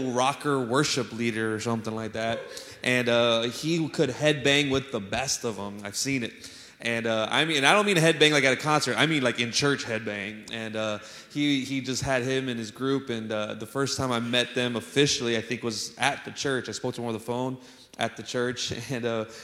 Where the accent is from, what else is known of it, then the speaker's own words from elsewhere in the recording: San Antonio, Texas, United States; also born or lived in Chicago, Illinois; I'm originally from Chicago, y'all know, but I grew up in San Antonio